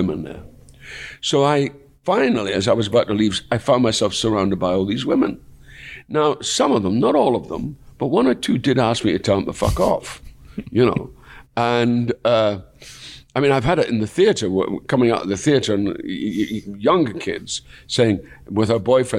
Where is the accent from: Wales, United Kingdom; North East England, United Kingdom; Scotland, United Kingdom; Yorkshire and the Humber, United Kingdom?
Scotland, United Kingdom; Dundee; going back to my hometown